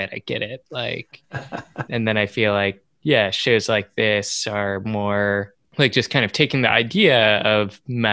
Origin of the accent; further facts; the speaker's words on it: United States; an American watching anime